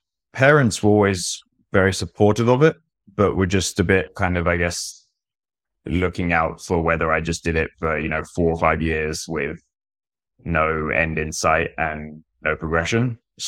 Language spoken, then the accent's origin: English; Brighton, South East England, United Kingdom; I'm from Brighton, in the UK.